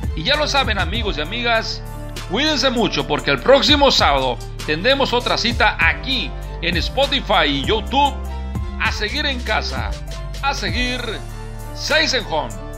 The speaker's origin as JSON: {"language": "Spanish", "town": "Culiacán", "region": "Sinaloa", "country": "Mexico", "said": "ese equipo de mi tierra"}